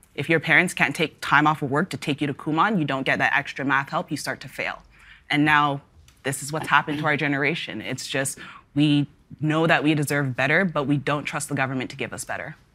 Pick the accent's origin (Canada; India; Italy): Canada; Toronto, Ontario; I grew up in the Northwest Corridor of Toronto, and one day I grew up in Etobicoke, the next day I was in Toronto.